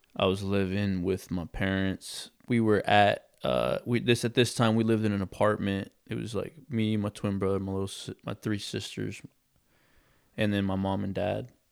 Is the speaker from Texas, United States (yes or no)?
yes; Texas, United States; I grew up in Texas